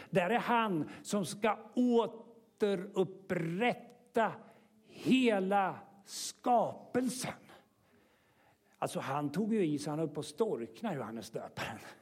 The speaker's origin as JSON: {"language": "Swedish", "country": "Sweden", "said": "som vi svenskar har gjort med, med, med vår egen religiösa historia"}